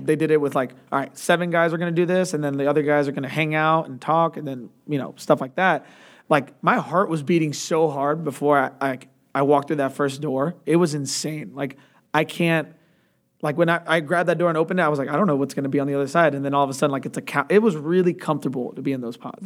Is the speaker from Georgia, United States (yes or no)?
yes; Atlanta, Georgia, United States; also born or lived in Chicago; moved down when I was really young, uh, to Atlanta and have been there ever since